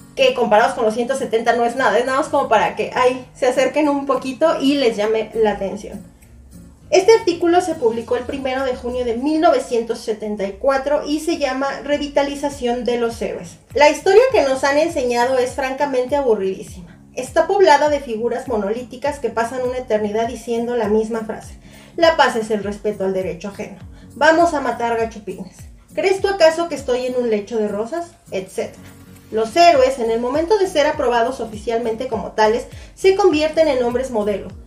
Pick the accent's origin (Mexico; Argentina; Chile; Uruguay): Mexico; yo que soy de México